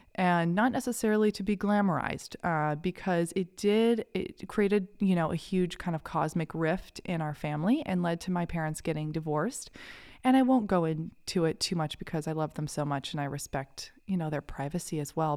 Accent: Kennebunk, Maine, United States; I grew up in a little town called Kennebunk, Maine

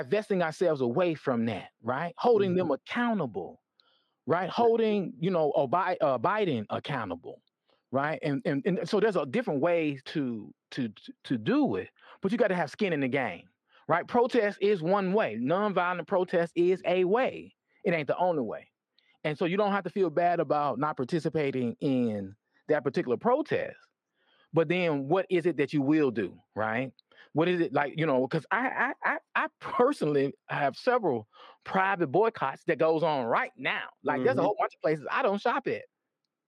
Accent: the South, United States; I'm a Southerner

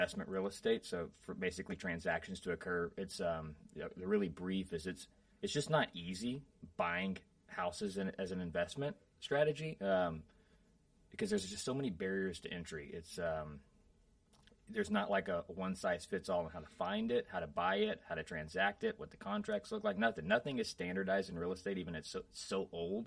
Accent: Hamilton, Texas, United States; now in Austin, United States; I'm from a little bitty town about 2 hours west of here, down called Hamilton, Texas

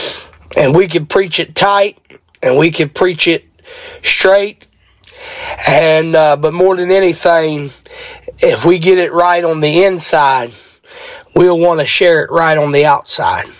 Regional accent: Martinsburg, West Virginia, United States; I am from Martinsburg, West Virginia

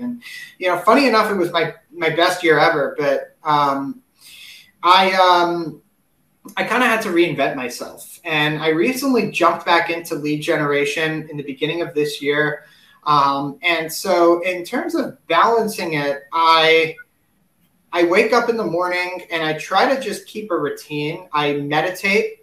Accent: New York City, New York, United States; I'm originally from New York City

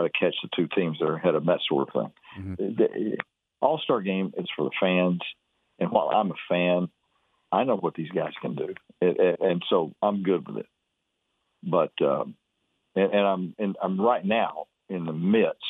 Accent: Fairfield, Texas, United States; I was raised over in Fairfield

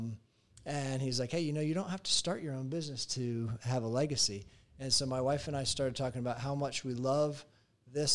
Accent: Georgia, United States; moved away as an adult; I grew up in Georgia.

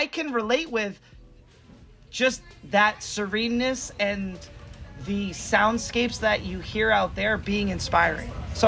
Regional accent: New Hampshire, United States; I grew up in New Hampshire

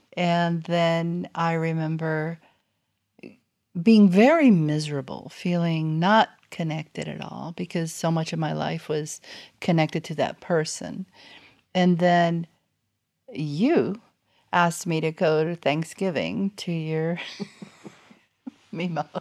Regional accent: South Florida, United States; moved away as an adult; also born or lived in Cuba; now in North Alabama, United States; I started my life in Cuba and, uh, grew up in South Florida

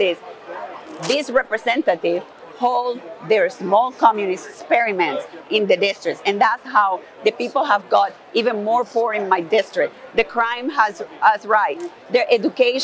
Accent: Maracaibo, Zulia, Venezuela; moved away as an adult; also born or lived in North Carolina / Tennessee; now in Houston, United States; I was born and raised in Venezuela.

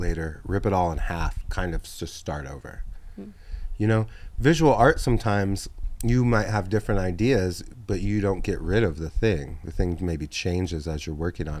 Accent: the South, United States; now in New York, United States; I'm from the South

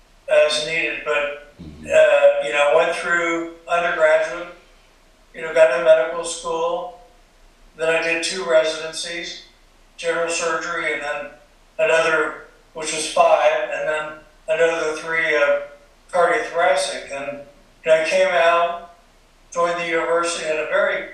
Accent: Allentown, Pennsylvania, United States; moved away as an adult; I grew up in Allentown, Pennsylvania

